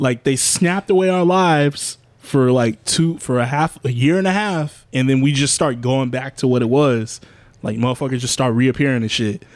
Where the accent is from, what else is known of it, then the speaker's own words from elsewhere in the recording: United States; being an American, being like a, a black American in this country